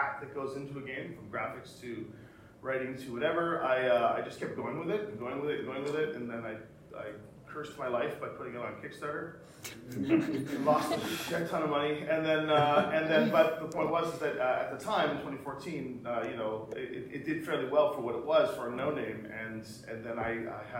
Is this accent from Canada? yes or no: yes; Canada; we're Canadian